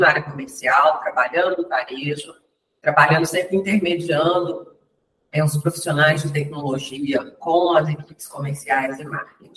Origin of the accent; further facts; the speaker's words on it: Ponte Nova, Minas Gerais, Brazil; eu nasci em Minas Gerais, na região da Zona da Mata, de Ponte Nova